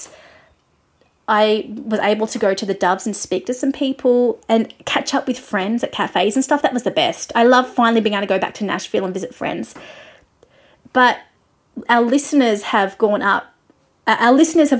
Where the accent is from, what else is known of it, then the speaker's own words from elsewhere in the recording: Australia; your Australian friend